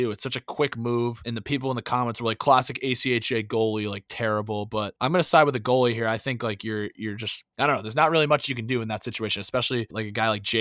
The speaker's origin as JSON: {"language": "English", "region": "New England", "country": "United States", "tie": "born or raised there", "moved": "yes", "lives_now": "Syracuse, United States", "said": "Born and raised in New England, so I'm a, a Pats fan."}